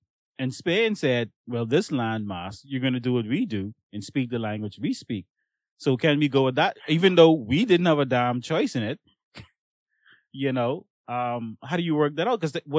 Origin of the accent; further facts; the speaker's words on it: Bahamas; We was born in the Bahamas. My mommy was born here. My grammy was born here. What you talking about? We's Bahamian. And I use that word loosely. We is, because that's the way we talk.